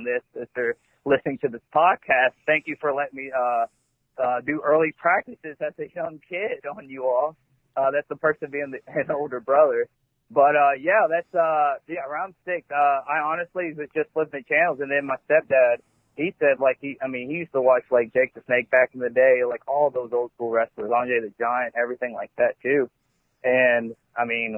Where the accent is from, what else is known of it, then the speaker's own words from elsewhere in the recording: Elizabethtown, Kentucky, United States; I grew up in East Elizabethtown